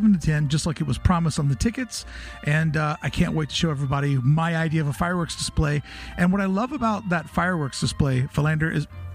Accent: the South, United States; moved away; I'm from the South

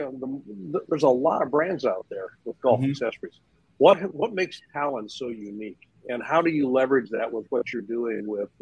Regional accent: the Northwest, Pacific Northwest, United States; growing up in the Northwest, we had four seasons.

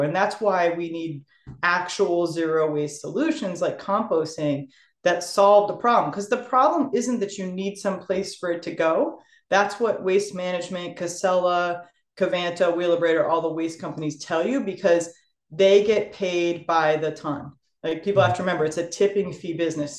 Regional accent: Sturbridge, Massachusetts, United States; I moved into my hometown of Sturbridge

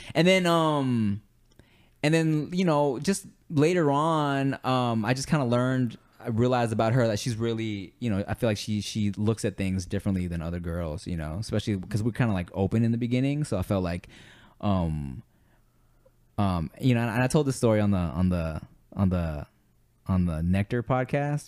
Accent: Los Angeles, California, United States; also born or lived in Billings, Montana; I moved to LA when I was a baby

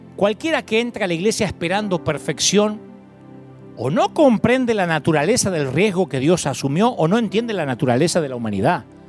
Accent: Billinghurst, Buenos Aires Province, Argentina; now in California, United States; ni elegí nacer en Billinghurst

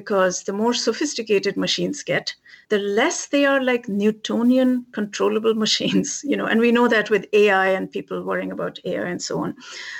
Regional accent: India; Never experienced that growing up in India, going to college, none of that.

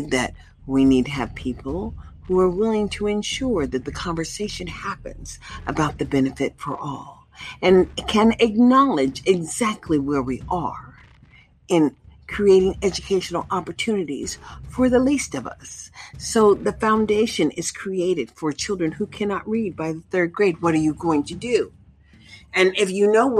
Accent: United States; now in Nevada, United States; We, as American people

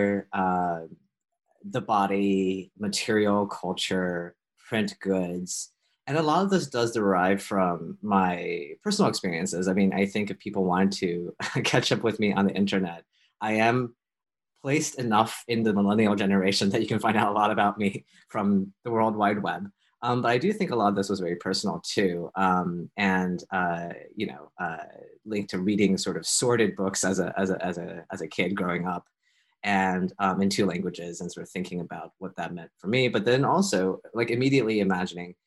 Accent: United States; moved away as an adult; now in Toronto, Canada; I'm American, living in Canada

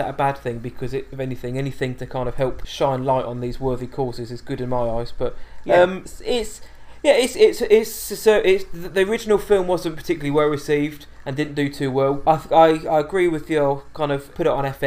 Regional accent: England, United Kingdom; I am English

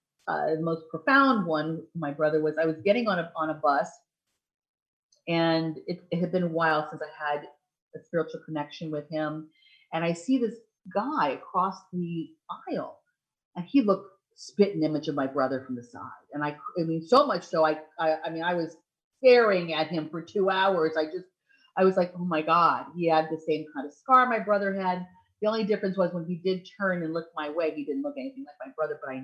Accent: Ohio, United States; moved away; I was born in Ohio

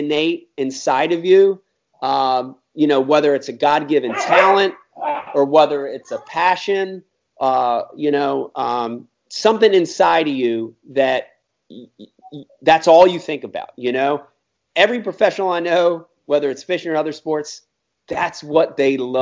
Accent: Philadelphia, Pennsylvania, United States; now in New Jersey, United States; I grew up in Philadelphia, then moved over on the Jersey side

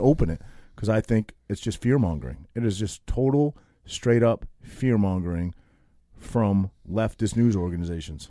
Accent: Maine, United States; moved away; also born or lived in New Jersey; a kid from a little, tiny town of eight hundred people in Maine, total hillbilly, total hick

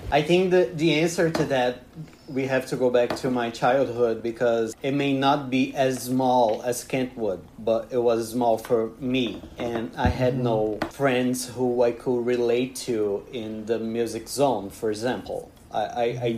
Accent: Bahia, Brazil; English is a second language; moved away as an adult; now in Paraíba, Brazil; I'm from Bahia, which is a place that we have a lot of music going on.

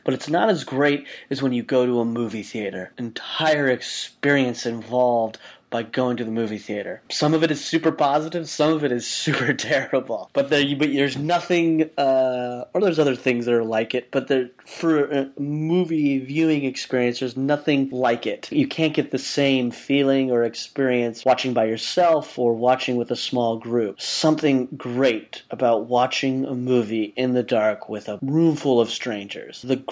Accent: Utah, United States; Growing up in Utah, I used to always go to the dollar movie with some of my best friends every Tuesday night

